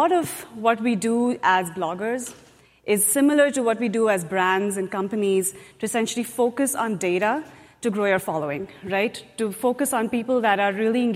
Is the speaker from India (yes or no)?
yes; India; moved away as an adult; now in United States; I grew up in India. I did my engineering in India.